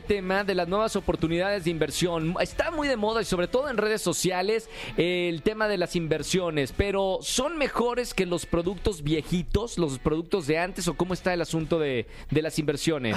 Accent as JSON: {"language": "Spanish", "town": "Monterrey", "region": "Nuevo León", "country": "Mexico", "said": "yo soy de Monterrey."}